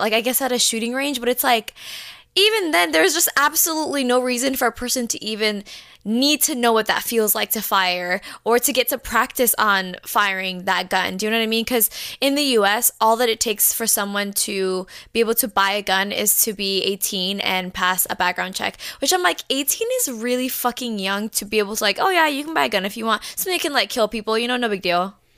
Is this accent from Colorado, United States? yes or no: no; Orlando, Florida, United States; we are from Orlando